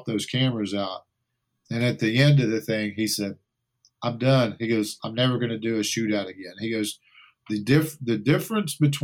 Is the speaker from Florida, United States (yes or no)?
no; Texas, United States; we grew up in Texas